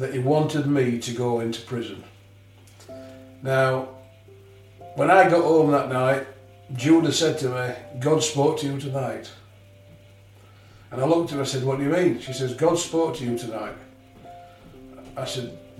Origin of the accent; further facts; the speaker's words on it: near Huddersfield, Yorkshire and the Humber, United Kingdom; also born or lived in Leeds; I was born near Huddersfield